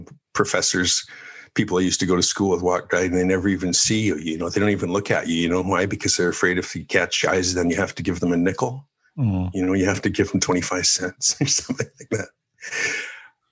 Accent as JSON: {"language": "English", "town": "Calgary", "region": "Alberta", "country": "Canada", "tie": "born or raised there", "also_born_or_lived": "Ireland", "moved": "yes", "said": "And so we came back to Calgary and lived"}